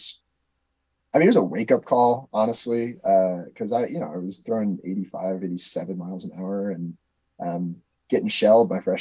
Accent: Wisconsin, United States; I grew up in the Act 10 era in Wisconsin

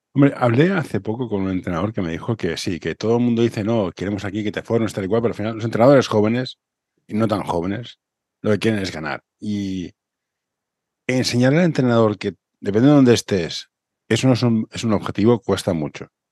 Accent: Barcelona, Catalonia, Spain; Yo soy de Horta. Horta es lo mejor que hay.

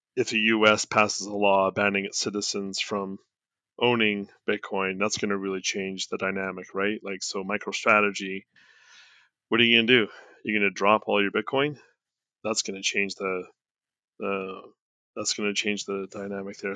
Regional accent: Canada; I'm Canadian

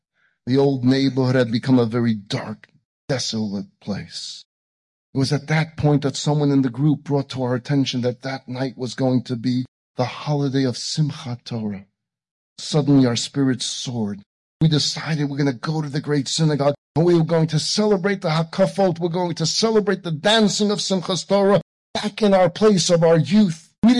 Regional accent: Vilnius, Vilnius County, Lithuania; So I decided to go back to my hometown of Vilna.

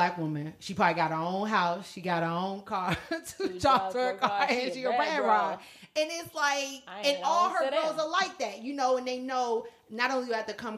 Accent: United States; me being American

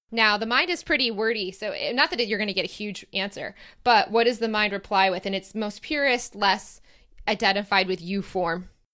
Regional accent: Michigan, United States; moved away as an adult; also born or lived in Ohio; now in Sydney, Australia; I'll be back in my home state

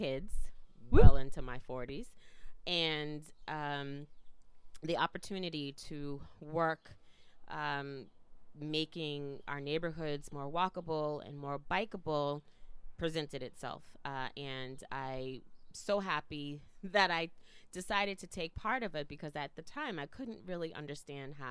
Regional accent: Boston, Massachusetts, United States; also born or lived in Philadelphia; we moved from Boston when I was in the fifth grade to the suburbs

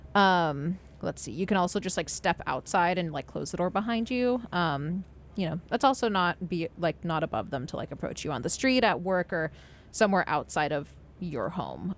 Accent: Los Angeles, California, United States; my hometown, like um, like Los Angeles city

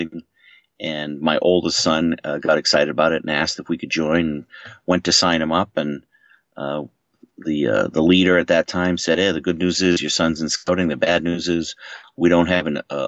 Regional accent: Maine, United States; moved away as an adult; now in Boston, United States; I grew up in Maine

